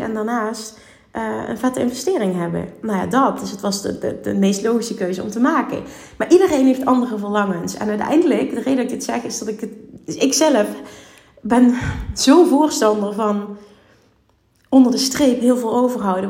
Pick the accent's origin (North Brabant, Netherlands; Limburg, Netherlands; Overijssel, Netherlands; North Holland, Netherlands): Limburg, Netherlands; Ik kom uit Limburg